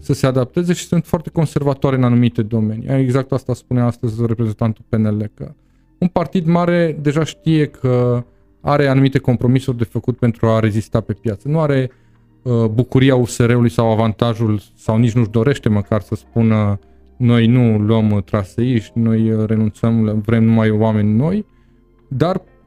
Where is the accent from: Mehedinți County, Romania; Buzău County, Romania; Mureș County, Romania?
Mureș County, Romania; Târgu Mureș; moved away as an adult; also born or lived in Constanța; am plecat din Târgu Mureș